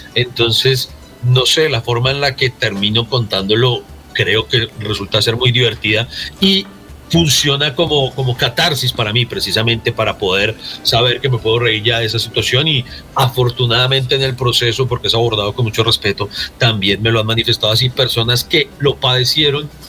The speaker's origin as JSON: {"language": "Spanish", "town": "Pereira", "region": "Risaralda", "country": "Colombia", "said": "yo soy de Pereira"}